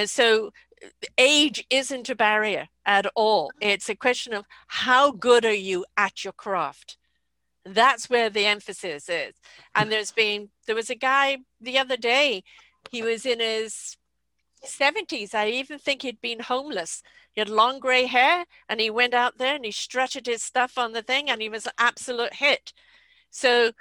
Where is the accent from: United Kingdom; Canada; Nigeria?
United Kingdom; England; moved away; I'm from England